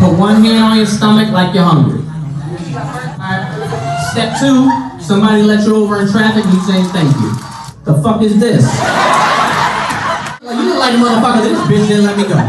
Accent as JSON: {"language": "English", "town": "New Haven", "region": "Connecticut", "country": "United States", "said": "I'm from New Haven. I lived in New Haven."}